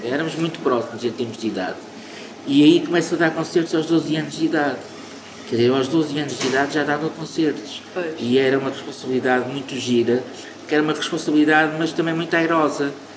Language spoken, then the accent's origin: Portuguese; Porto, Norte, Portugal; also born or lived in Angola; eu sou angolano, fui morar para o Porto com cinco anos de idade. Eh, e sou portuense, de alma e coração